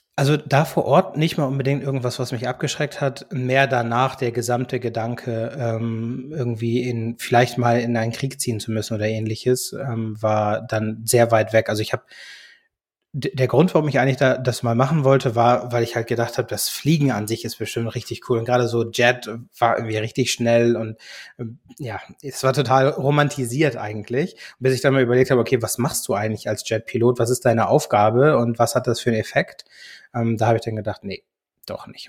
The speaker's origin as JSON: {"language": "German", "country": "Germany", "tie": "born or raised there", "also_born_or_lived": "United States", "said": "gebürtig aus den USA, bin aber als Kind schon nach Deutschland gekommen"}